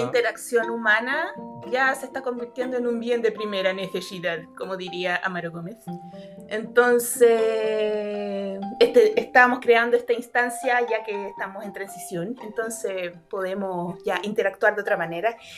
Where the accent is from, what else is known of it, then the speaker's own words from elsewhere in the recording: Valparaíso, Chile; yo soy porteña